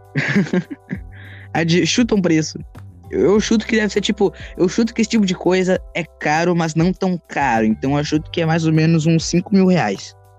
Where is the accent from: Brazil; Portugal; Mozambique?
Brazil; Rio Grande do Sul; Eu sou gaúcho, eu sou do frio